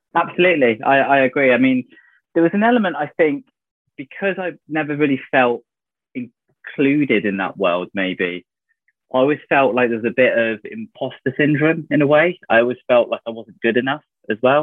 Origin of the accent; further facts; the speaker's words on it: North Devon, South West England, United Kingdom; moved away as an adult; I grew up in North Devon, of all places, pretty much on the coast